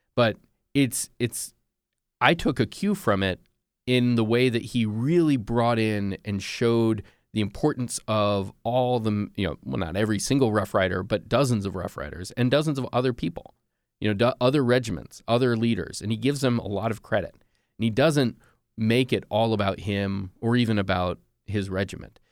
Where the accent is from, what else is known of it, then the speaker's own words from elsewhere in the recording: United States; I'm an American journalist.